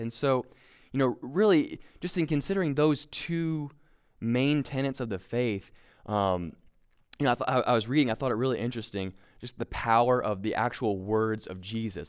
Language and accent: English; Kentucky, United States; we're both from Kentucky. We're a very proud people that don't wear shoes